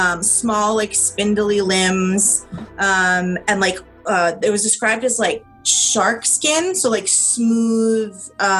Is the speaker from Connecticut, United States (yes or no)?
no; Attleboro, Massachusetts, United States; I grew up in Attleboro in the corner of Norton, and that's the bottom left corner of what's considered to be the Bridgewater Triangle.